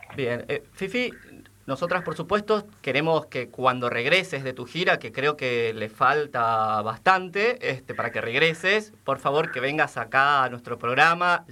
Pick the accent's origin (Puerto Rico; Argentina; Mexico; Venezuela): Argentina; Formosa; now in Buenos Aires, Argentina; Yo que soy formoseño